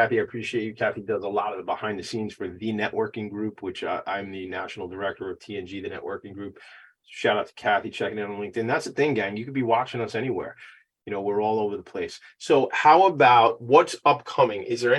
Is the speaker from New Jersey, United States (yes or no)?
no; Long Island, New York, United States; I'm not from the South. I'm from Strong Island.